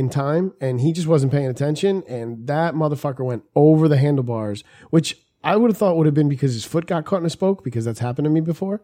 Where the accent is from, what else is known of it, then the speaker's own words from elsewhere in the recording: New York City, New York, United States; I was born in Booth Memorial